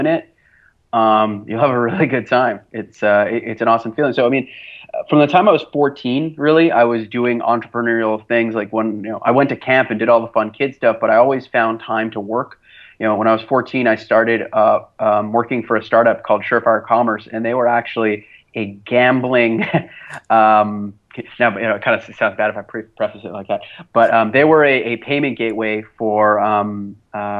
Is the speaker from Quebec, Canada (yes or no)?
yes; Montreal, Quebec, Canada; I'm actually from Montreal, Canada. I was born and raised here, lived all 29 years of my life here